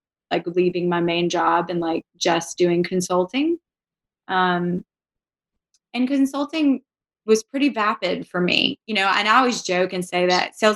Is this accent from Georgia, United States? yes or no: yes; Savannah, Georgia, United States; moved away as an adult; now in Birmingham, United States; So I'm from Savannah, Georgia.